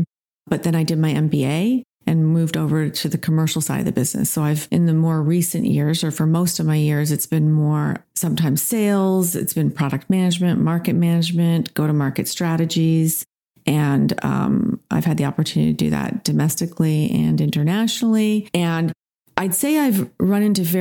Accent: Toronto, Ontario, Canada; now in Rough and Ready, United States; I grew up in Toronto, and I feel like I grew up in the best place on the planet at the time

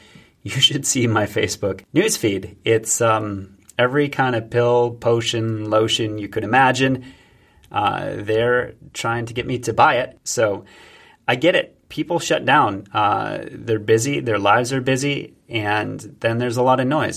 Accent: United States; I'm an American

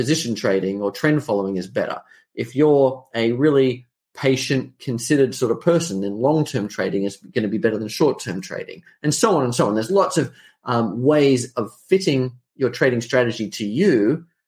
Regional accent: Australia; accent: Australian; I'm an Australian. You can probably tell from the accent.

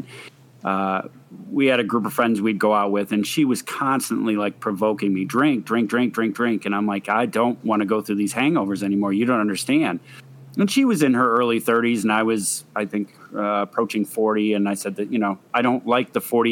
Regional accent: New Hampshire, United States; moved away; I'm originally from New Hampshire

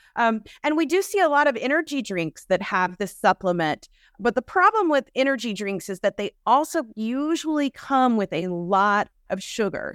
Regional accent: Georgia, United States; I'm from Georgia

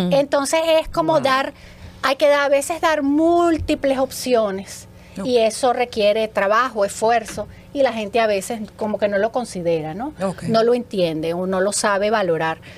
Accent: Venezuela; now in Dominican Republic; Yo soy venezolana, pero ya estoy aplatanada.

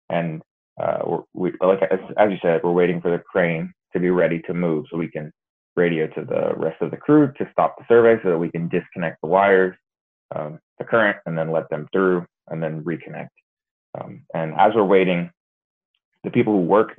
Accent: Reading, Pennsylvania, United States; also born or lived in Lagos, Nigeria; now in Oklahoma, United States; I was born in Lagos, Nigeria. After that, when I was around 2 years old, I moved to Reading, Pennsylvania

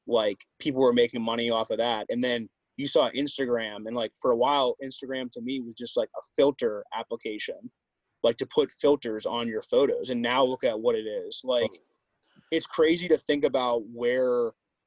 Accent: Pittsburgh, Pennsylvania, United States; growing up in Pittsburgh.

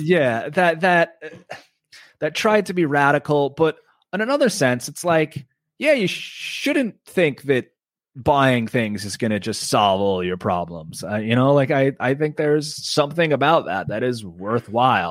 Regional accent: Oceanside, New York, United States; I grew up on Long Island, on Long Beach Road in Oceanside

